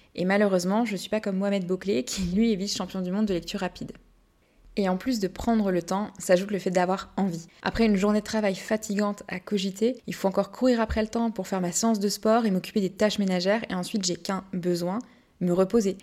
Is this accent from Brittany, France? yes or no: yes; Brittany, France; je suis bretonne